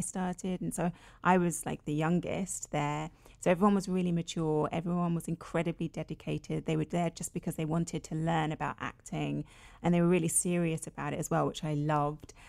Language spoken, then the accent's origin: English; London, United Kingdom; I was born and raised in London, in Finsbury Park, which is a very multicultural area in London